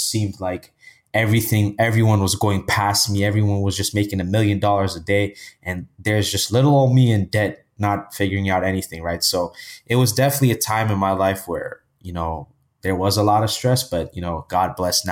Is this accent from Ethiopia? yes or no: yes; Ethiopia; now in Toronto, Canada; I was born in Canada, Toronto, Canada. And my parents, you know, they were together and they would work every single day. And they always wanted to go back where they were from to start a business, right? So I think at age six, I moved back to the motherland, which is Ethiopia, which is in East Africa. And, you know, I lived there most of my life